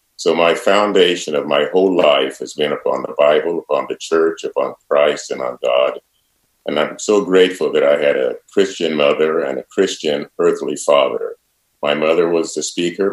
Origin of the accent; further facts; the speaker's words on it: Centerville, Iowa, United States; I grew up in Centerville in a very fundamentally spiritual and religious family